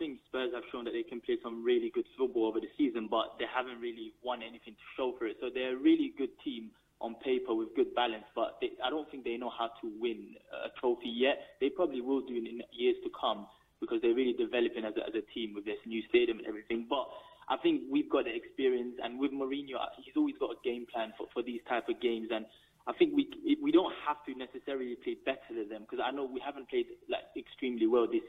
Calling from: Manchester, North West England, United Kingdom; I'm calling from Manchester.

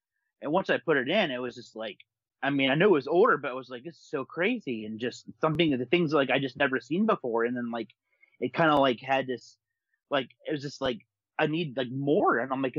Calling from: Pittsburgh, Pennsylvania, United States; I'm calling up from here and up around in Pennsylvania here in the States.

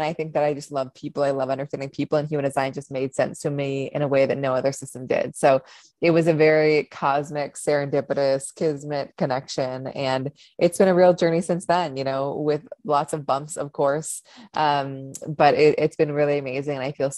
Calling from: New York, United States; I am joining from upstate New York. I moved up here from a city about 6 months ago.

